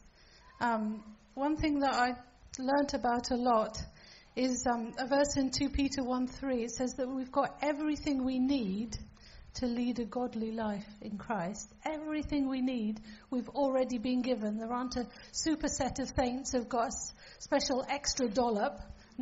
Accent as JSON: {"language": "English", "country": "Falkland Islands", "tie": "born or raised there", "said": "I'm from the Falkland Islands, and that's where I grew up"}